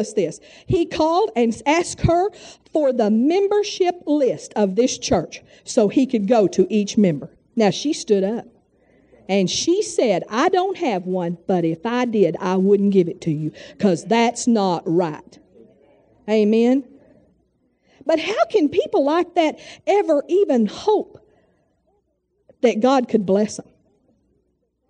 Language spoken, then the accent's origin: English; Texas, United States; moved away; we're from Texas